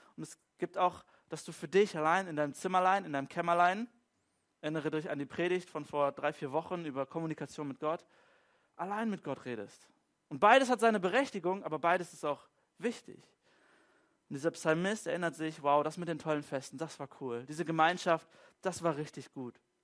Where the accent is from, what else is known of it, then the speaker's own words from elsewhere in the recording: Germany; So als typischer Deutscher in unserer deutschen Kultur